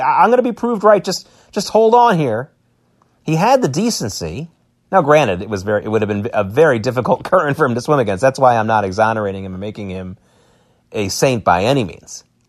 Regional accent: United States; as American Jews

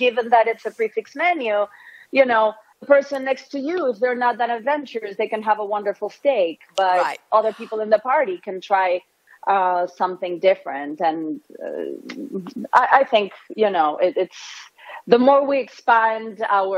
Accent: Buenos Aires, Argentina; moved away as an adult; now in Miami, United States; I was born and raised in Buenos Aires

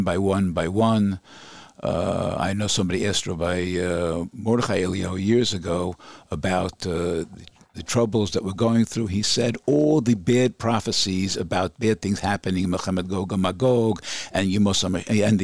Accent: New York City, New York, United States; moved away as an adult; now in Efrat, Israel; I grew up in Borough Park

